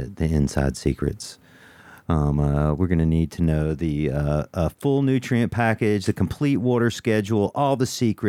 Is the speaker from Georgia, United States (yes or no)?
yes; Georgia, United States; some of the coolest people come from Georgia, just like me